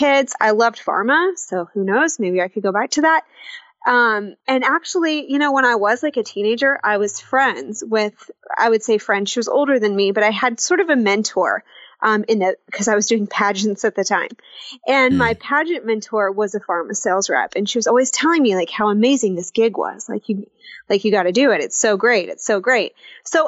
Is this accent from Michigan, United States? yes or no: no; Arkansas, United States; moved away as an adult; also born or lived in Fayetteville, Arkansas / New York City; now in Tulsa, United States; I grew up in Arkansas, in a small town that no one's ever heard of, and lived there my whole life